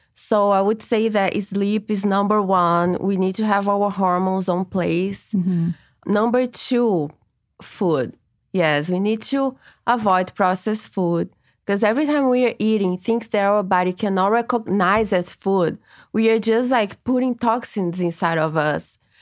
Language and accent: English; Brazil; now in Los Angeles, United States; I am from Brazil, and I brought to LA a Brazilian technique